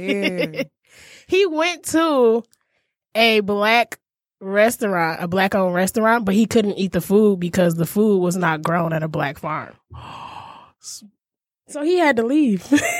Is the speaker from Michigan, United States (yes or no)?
yes; Detroit, Michigan, United States; also born or lived in Las Vegas, Nevada; We pretty much have the same story. I'm also from Detroit.